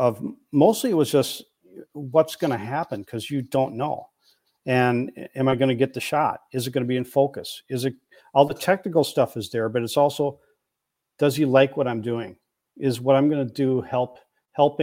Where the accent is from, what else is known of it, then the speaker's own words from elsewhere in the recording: Plymouth, Minnesota, United States; moved away; Plymouth. I grew up in West suburbs